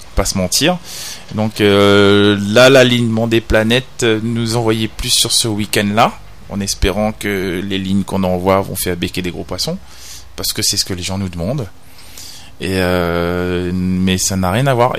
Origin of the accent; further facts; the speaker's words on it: Réunion; on est des Réunionnais, on est français, on est dans l'océan Indien